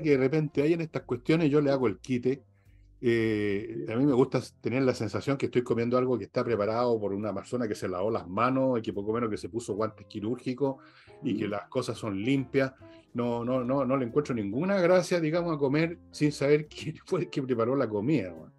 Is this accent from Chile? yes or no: yes; Chile; soy un chileno más